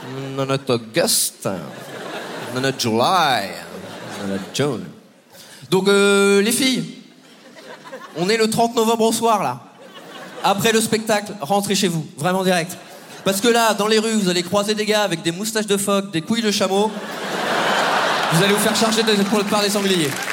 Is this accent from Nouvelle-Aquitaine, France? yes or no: yes; Poitiers, Nouvelle-Aquitaine, France; j'ai 29 ans et moi, je viens de Poitiers.